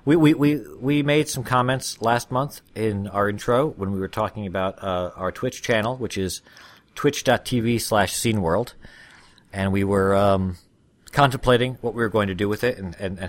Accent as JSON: {"language": "English", "country": "United States", "said": "I'm a stupid American"}